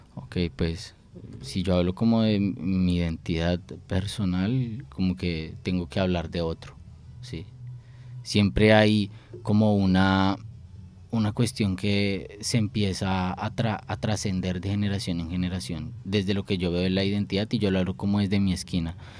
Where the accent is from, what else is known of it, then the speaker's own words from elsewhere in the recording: Bogotá, Colombia; soy de Bogotá